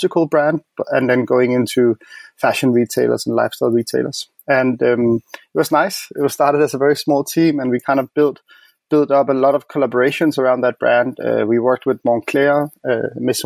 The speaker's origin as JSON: {"language": "English", "town": "Copenhagen", "region": "Capital Region of Denmark", "country": "Denmark", "moved": "yes", "lives_now": "Berlin, Germany", "said": "I'm based in Berlin, but I'm from Copenhagen."}